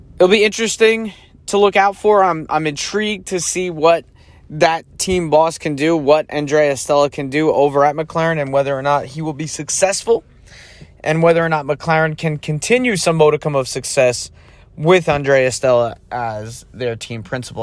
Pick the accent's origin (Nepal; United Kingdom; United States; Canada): United States; as an American